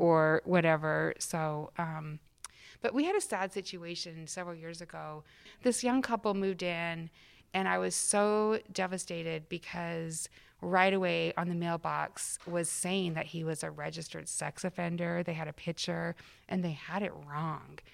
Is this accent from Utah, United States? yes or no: yes; Salt Lake City, Utah, United States; moved away; I grew up in Salt Lake City, Utah